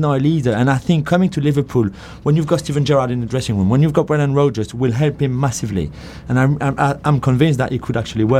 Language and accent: English; France; English is a second language; as a Frenchman